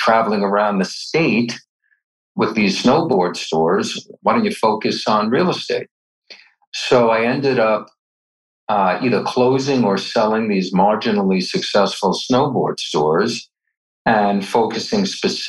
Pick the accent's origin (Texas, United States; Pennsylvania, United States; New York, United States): New York, United States; moved away as an adult; now in Aspen, United States; I'm originally from New York